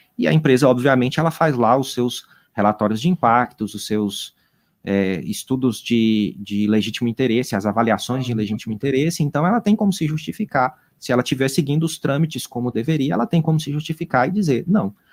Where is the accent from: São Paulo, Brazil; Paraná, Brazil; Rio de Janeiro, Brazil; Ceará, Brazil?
Ceará, Brazil; Juazeiro do Norte; eu sou aqui do interior do Juazeiro do Norte